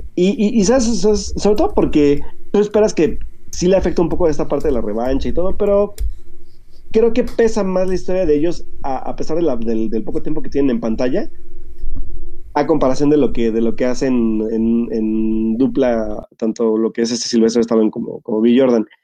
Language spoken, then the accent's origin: Spanish; Mexico; nosotros que somos mexicanos